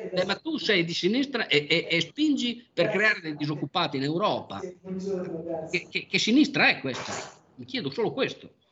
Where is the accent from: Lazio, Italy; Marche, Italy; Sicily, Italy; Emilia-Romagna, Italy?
Emilia-Romagna, Italy; Bologna; sono nato e vissuto a Bologna, eh, per quasi sessanta anni